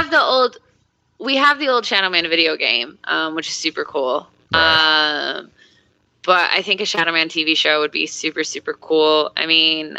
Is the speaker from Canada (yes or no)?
no; United States; now in New York, United States; So I grew up an hour outside of Chicago